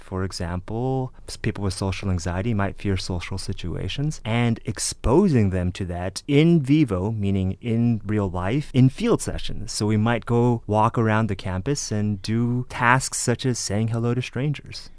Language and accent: English; San Gabriel Valley, California, United States; I'm originally from the San Gabriel Valley, the 626 for any of you out there